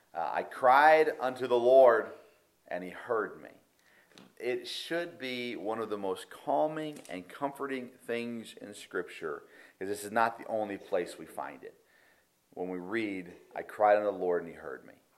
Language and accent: English; United States; I, love being American.